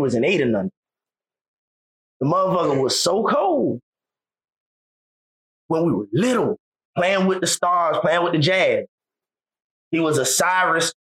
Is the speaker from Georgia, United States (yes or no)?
yes; Savannah, Georgia, United States; I grew up in West Savannah